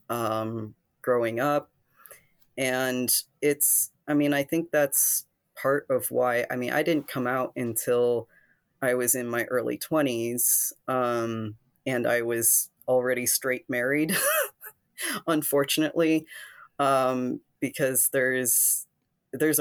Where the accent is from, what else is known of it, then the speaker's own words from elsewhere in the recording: Ohio, United States; moved away; I grew up in Ohio, in a conservative town, but actually not as conservative as the one that I ended up